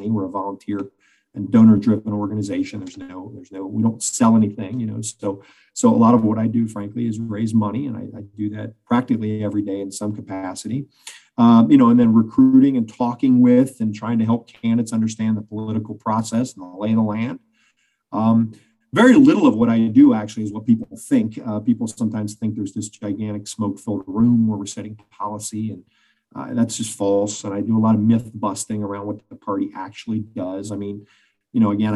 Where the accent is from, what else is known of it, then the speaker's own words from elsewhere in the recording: Cincinnati, Ohio, United States; I'm a native West Sider